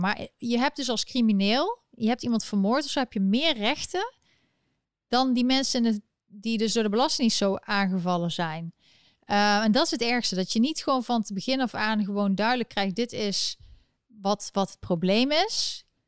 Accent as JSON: {"language": "Dutch", "country": "Netherlands", "moved": "yes", "lives_now": "United States", "said": "ben ik geen Nederlander meer"}